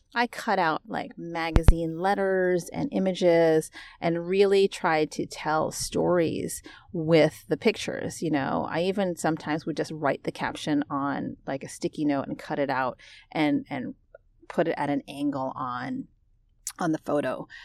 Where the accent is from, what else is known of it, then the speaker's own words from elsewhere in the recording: United States; accent: American English; I'm American. I was born and raised here.